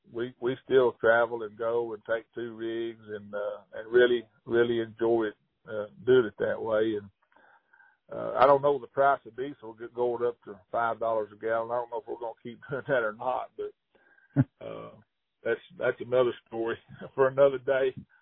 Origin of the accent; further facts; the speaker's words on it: Hot Springs, Arkansas, United States; And I grew up in Hot Springs, and, gosh, you know, I can remember my dad picking me up, you know, at schoolyard and in grade school and going straight to the lake and fishing till dark